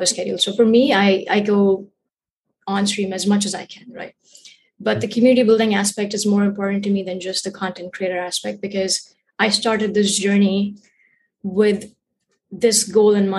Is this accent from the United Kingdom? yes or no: no; India; moved away as an adult; now in United States; I was born and raised in India. I moved to the States in 2016 and I've been here since then.